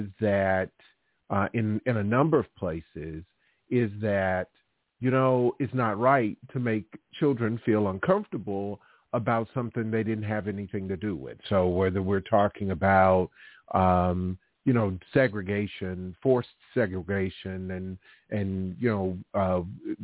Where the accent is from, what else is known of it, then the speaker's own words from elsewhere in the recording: Alabama, United States; I'm from Alabama and born and raised in a place that was, had its history with segregation and racism.